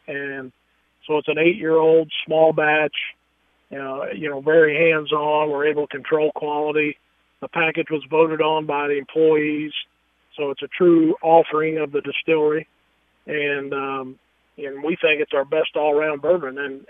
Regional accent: Kentucky, United States; I'm from Kentucky. I've got family that was in the distilling business

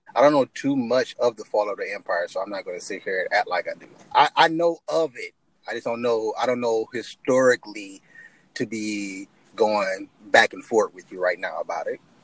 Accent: United States; I grew up in America

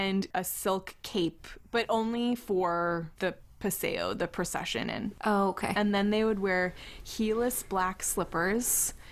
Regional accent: United States; as an American

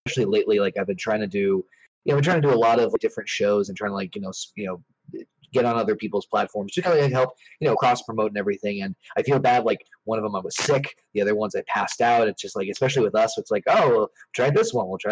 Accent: Boston, Massachusetts, United States; I'm from the Boston, Massachusetts area

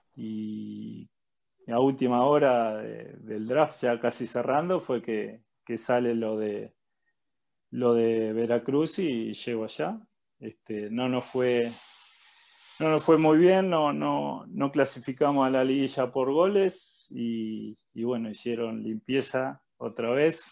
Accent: Uruguay; moved away as an adult; somos uruguayos los dos

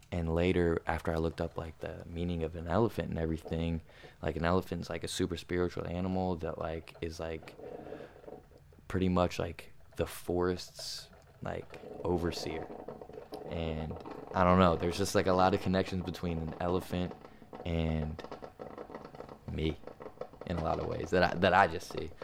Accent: New Jersey, United States; Some kids I grew up with in Jersey

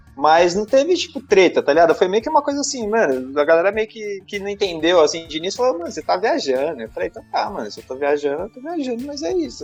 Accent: Osasco, São Paulo, Brazil; eu nasci em Osasco mesmo

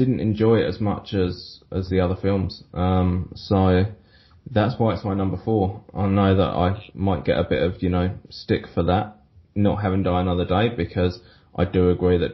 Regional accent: London, United Kingdom; when I was growing up in London

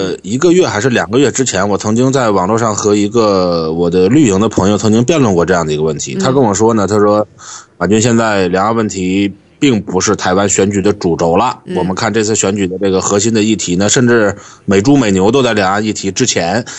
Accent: Shandong, China; 所以你跟年纪大一点的人，你说你哪里来的？我山东来的

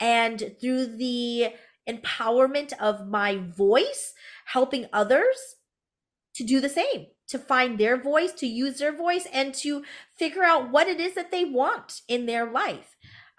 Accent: United States; born there; you can obviously tell that I am Hmong American. For those of you who are listening, I am a woman of color, and I am first generation born American

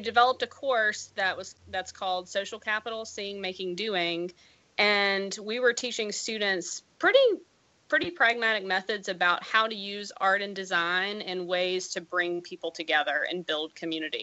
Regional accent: Mississippi, United States; moved away as an adult; now in Iowa, United States; I grew up in Mississippi

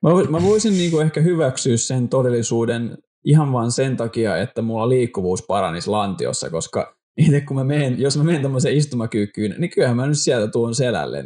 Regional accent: Helsinki, Uusimaa, Finland; moved away as an adult; now in Vaasa, Finland; mä oon Helsingistä

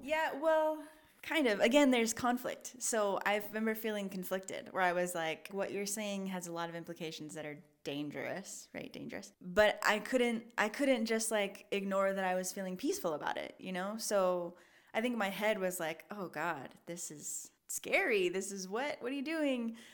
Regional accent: Portland, United States; I grew up in Portland

